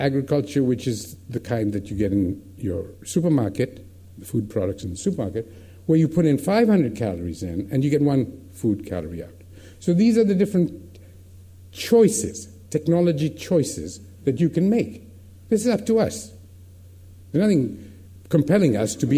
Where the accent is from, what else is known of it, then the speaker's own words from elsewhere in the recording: India; as an Indian